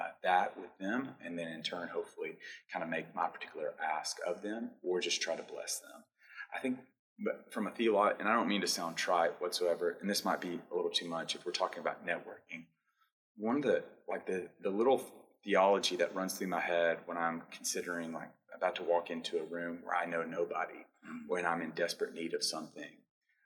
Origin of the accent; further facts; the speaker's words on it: Clarksville, Tennessee, United States; moved away; that has left Clarksville, Montgomery County